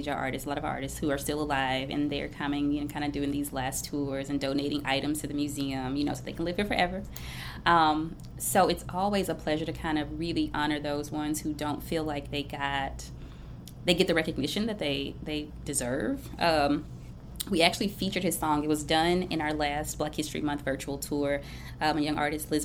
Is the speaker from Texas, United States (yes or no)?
no; Memphis, Tennessee, United States; I am from Memphis through and through